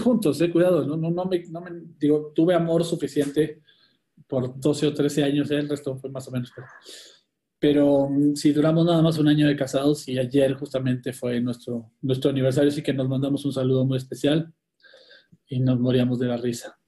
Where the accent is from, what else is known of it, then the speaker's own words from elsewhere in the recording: Mexico; also born or lived in Argentina / Dominican Republic / Bogotá, Colombia / New Jersey, United States; en realidad nací en Argentina y me vine muy chiquito a México, después empecé a viajar por todo el mundo y ahora llevo de regreso en México ya algunos años. Así que me considero mexicano